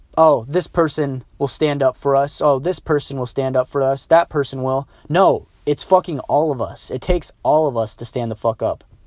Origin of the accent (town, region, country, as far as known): United States